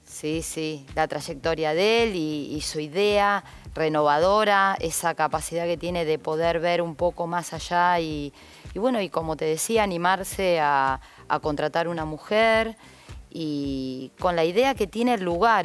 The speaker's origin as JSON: {"language": "Spanish", "town": "Bahía Blanca", "region": "Buenos Aires Province", "country": "Argentina", "also_born_or_lived": "Mar del Plata / Lanús", "moved": "yes", "lives_now": "Bahía Blanca, Argentina", "said": "yo comencé en Bahía porque soy bahiense y después me fui siendo jugadora"}